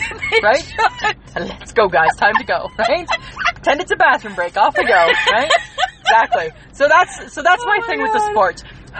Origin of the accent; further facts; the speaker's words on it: Ontario, Canada; now in Saskatchewan, Canada; Because I'm from Ontario.